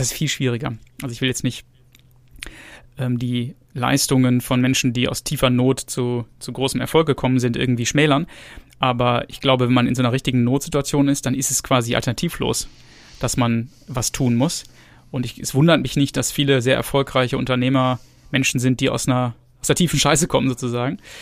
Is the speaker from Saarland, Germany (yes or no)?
no; Gütersloh, North Rhine-Westphalia, Germany; ich bin in Gütersloh geboren. Ähm, also das ist in der Nähe von Bielefeld